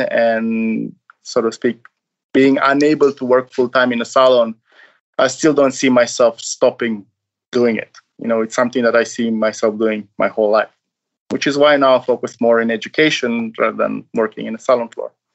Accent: Romania; now in Norway; I'm from Romania

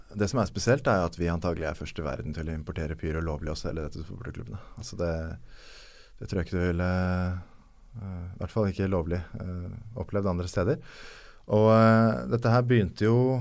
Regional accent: Norway; Som nordmann

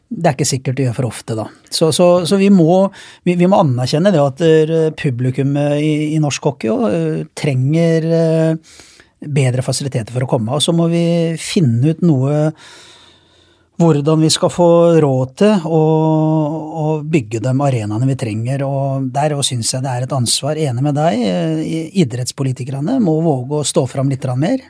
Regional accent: Sarpsborg, Østfold, Norway; jeg er hjemme i Sarpsborg

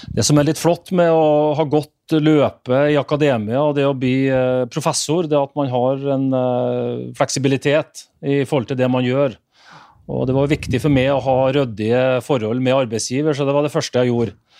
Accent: Northern Norway, Norway; Sjøl som nordlending

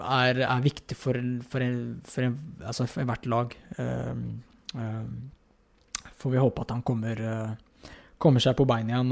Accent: Fredrikstad, Østfold, Norway; moved away as an adult; also born or lived in Heerenveen, Netherlands; jeg er hjemme i Fredrikstad

